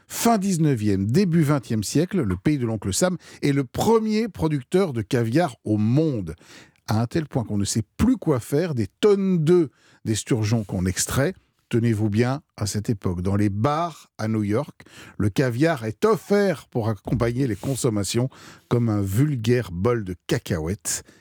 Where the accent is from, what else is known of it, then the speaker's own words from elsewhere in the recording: France; chez nous en France